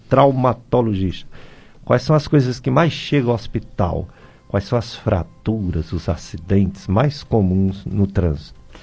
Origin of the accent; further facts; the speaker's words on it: Juazeiro do Norte, Ceará, Brazil; moved away; Desde 1989, quando eu voltei, eu sou daqui, de Juazeiro.